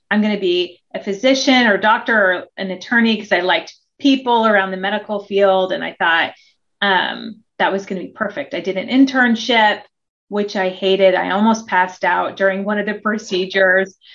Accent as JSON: {"language": "English", "region": "Oregon", "country": "United States", "tie": "born there", "also_born_or_lived": "Hawaii, United States / Australia", "said": "So, although I was born in Oregon, um, my dad just loved he loved Australia and the education system, and he somehow convinced my mother with four daughters to move to Hawaii for a couple years and then to Australia for about six"}